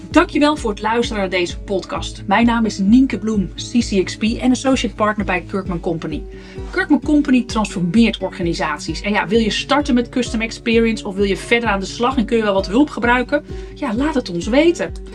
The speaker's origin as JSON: {"language": "Dutch", "country": "Netherlands", "said": "als, als Nederlanders"}